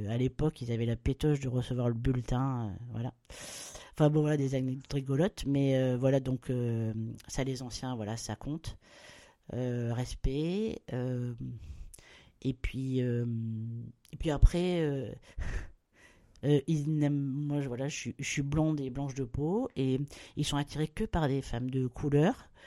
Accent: Bordeaux, Nouvelle-Aquitaine, France; now in Réunion, France; Moi, je suis de Bordeaux. voilà. Mais euh, voilà, mais, mais, c'est d'origine parce qu'aujourd'hui, euh, voilà, à La Réunion, j'ai passé voilà, plus de temps, presque plus de temps à La Réunion.

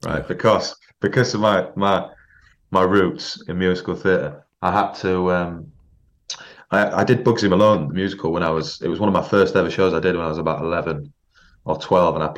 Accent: York, Yorkshire and the Humber, United Kingdom; moved away as an adult; also born or lived in London; I'm from York originally, spent all my childhood there

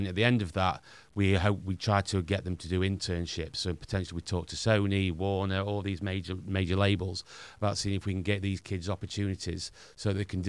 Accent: Northern England, United Kingdom; accent: Northern; We're Northerners, as you can probably tell by my accent.

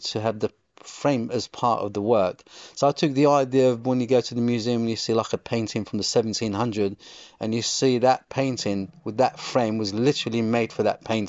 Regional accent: England, United Kingdom; I think all my influences between the two lands, between Morocco and growing up in England.

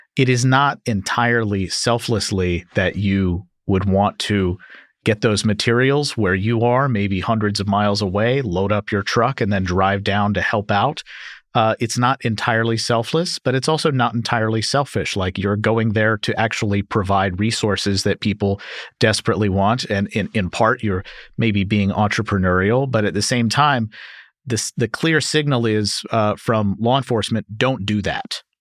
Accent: Kentucky, United States; I am from Kentucky

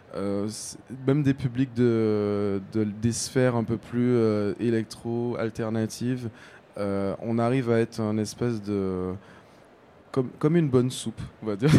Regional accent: Guadeloupe; moved away as an adult; now in France; j'ai grandi aux Antilles, j'ai grandi en Guadeloupe

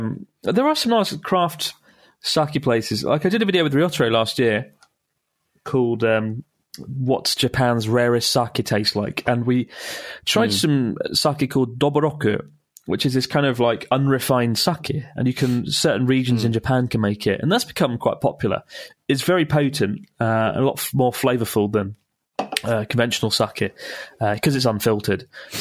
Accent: Italy; English is a second language; moved away as an adult; now in Gloucester, United Kingdom; It's … from Gloucester, but I'm originally from Italy. I moved here 3 years ago to work in the brewing industry.

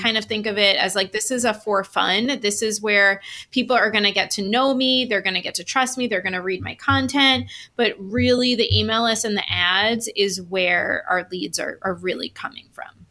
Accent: New York, United States; I'm from New York. I'm Italian

